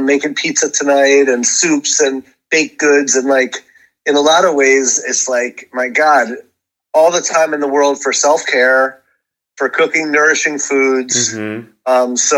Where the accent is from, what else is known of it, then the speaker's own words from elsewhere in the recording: Hudson River, 60 miles north of New York City, United States; I grew up on the on the Hudson River, 60 miles north of the city